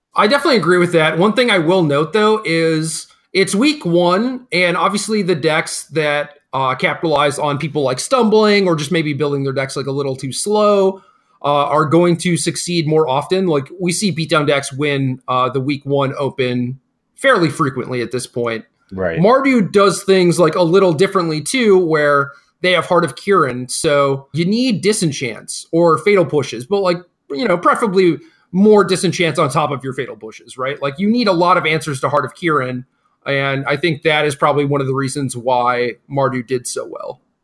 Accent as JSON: {"language": "English", "region": "Minnesota", "country": "United States", "said": "Where are you from? I say, Minnesota"}